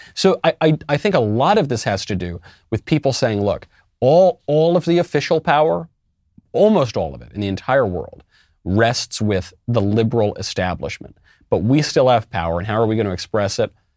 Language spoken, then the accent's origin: English; United States; as an American